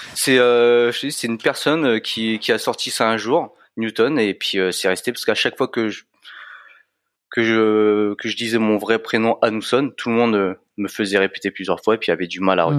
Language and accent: French; France; je suis né en France, mes parents sont immigrés